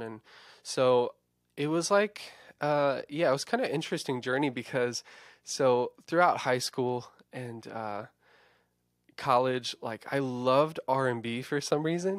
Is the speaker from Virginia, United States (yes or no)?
yes; Eastern Shore of Virginia, United States; moved away as an adult; also born or lived in Nashville / Blacksburg; where I'm originally from on the Eastern Shore of Virginia